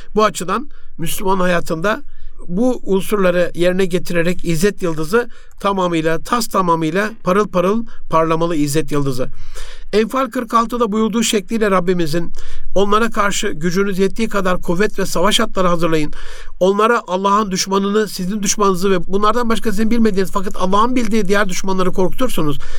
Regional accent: Turkey

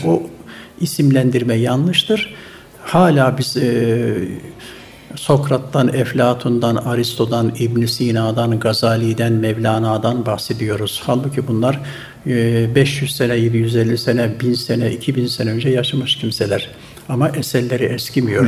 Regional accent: Turhal, Tokat, Turkey; moved away as an adult; now in Istanbul, Turkey; 1952 yılında Tokat'ın Turhal ilçesinin Üzümören köyünde dünyaya geldim, gelmişim.

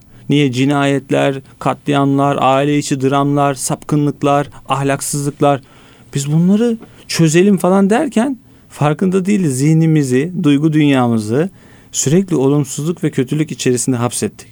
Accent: Istanbul, Turkey; bin dokuz yüz seksen dört İstanbul doğumluyum

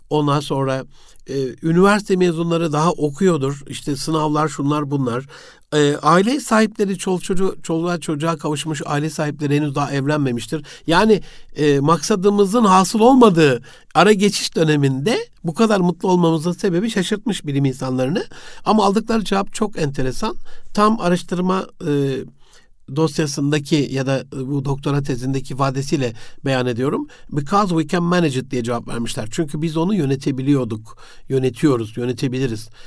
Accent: Gaziantep, Turkey; E, Osmaniye'yi Antep'te doğdum büyüdüm ama e, hayatımın bir 9 yılı orada geçti.

